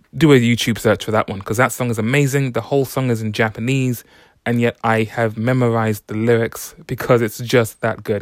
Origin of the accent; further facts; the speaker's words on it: London, United Kingdom; I'm from London